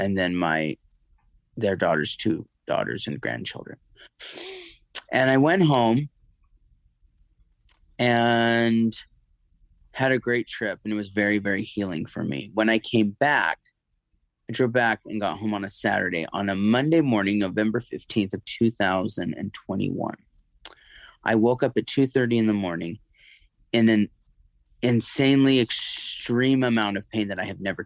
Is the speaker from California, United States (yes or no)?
yes; near Santa Cruz and Monterey, Central Coast of California, United States; moved away; also born or lived in North Hollywood, California; Born in North Hollywood, I was raised near Santa Cruz and Monterey in the Central Valley of California, Central Coast